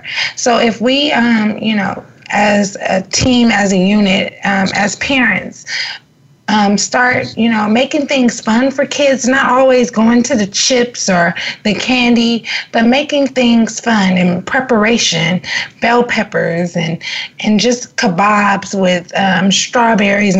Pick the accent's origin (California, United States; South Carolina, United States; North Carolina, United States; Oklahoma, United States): California, United States; Los Angeles; I'm from South Central LA, and I didn't have a Whole Foods in my neighborhood